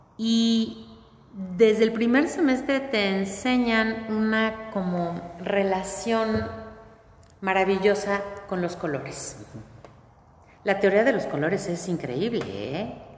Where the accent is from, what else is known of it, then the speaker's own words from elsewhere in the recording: Mexico; nosotros somos los mexicanos, con nuestras raíces.